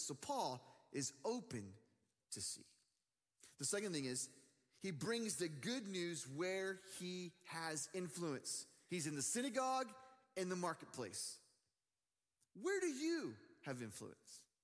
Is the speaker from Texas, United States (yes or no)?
yes; Dallas, Texas, United States; also born or lived in Michigan; I'm living in Dallas, Texas. It's my hometown